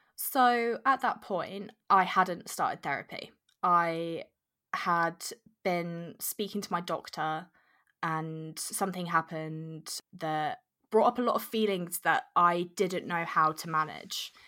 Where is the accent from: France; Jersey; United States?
Jersey; moved away as an adult; I was born and brought up in Jersey from very young